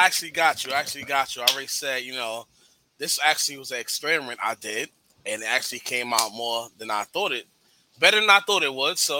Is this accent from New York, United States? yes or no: yes; New York, United States; I'm from New York.